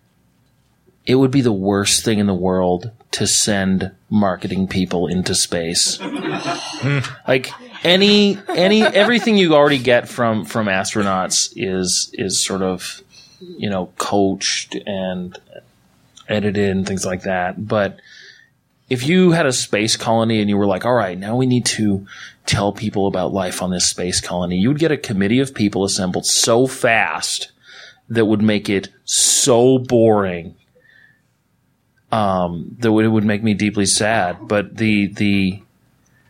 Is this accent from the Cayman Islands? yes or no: no; Canada; now in United States; I'm a Canadian and I'm in America